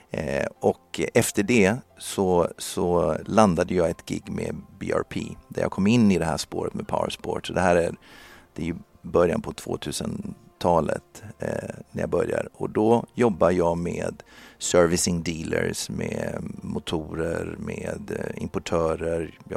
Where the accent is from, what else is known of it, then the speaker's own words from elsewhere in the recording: Brazil; now in Sweden; jag var uppvuxen i Brasilien och där körde jag motorcykel